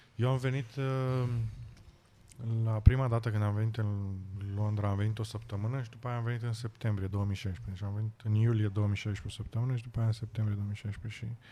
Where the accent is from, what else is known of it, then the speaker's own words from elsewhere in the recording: Romania; moved away as an adult; now in United Kingdom; de unde ești, să le spun din România